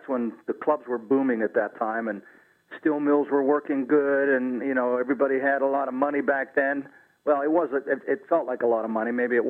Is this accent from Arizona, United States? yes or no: no; Aliquippa, Pennsylvania, United States; Yes, I'm from Aliquippa, actually.